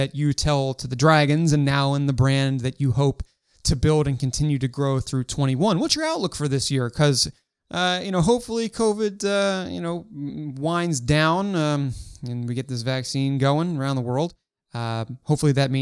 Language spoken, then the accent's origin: English; Baltimore, Maryland, United States; I was born in the U.S. and raised in Baltimore, Maryland